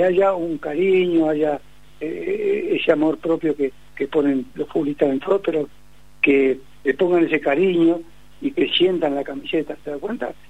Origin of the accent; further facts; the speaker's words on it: Uruguay; como somos los uruguayos